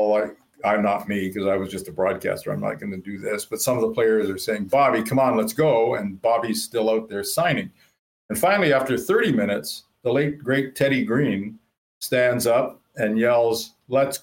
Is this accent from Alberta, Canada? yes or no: no; Thunder Bay, Ontario, Canada; moved away as an adult; now in Winnipeg, Canada; we grew up in Thunder Bay